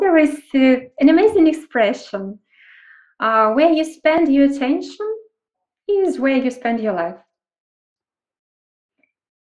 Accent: Kyiv, Ukraine; I'm from Ukraine, from Kyiv, and working internationally

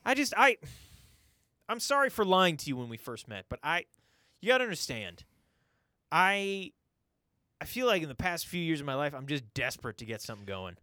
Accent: St. Cloud, Minnesota, United States; I was born here in Saint Cloud, Minnesota

